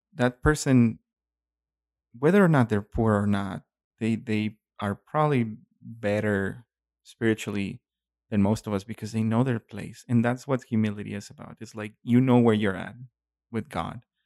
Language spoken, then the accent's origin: English; Mexico; moved away; growing up in Mexico